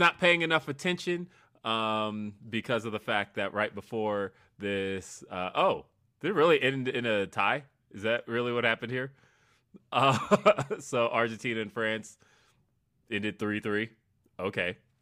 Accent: Los Angeles, California, United States; now in Colorado, United States; somebody like me who came from California, right? I was born in Los Angeles. So, like, I moving here was weird because I had never seen snow before.

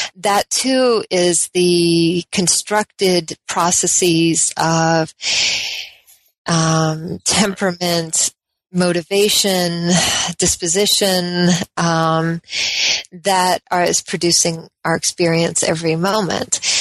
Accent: Colorado, United States; also born or lived in Oregon; I'm from the West. Um, generally, I was born in Colorado

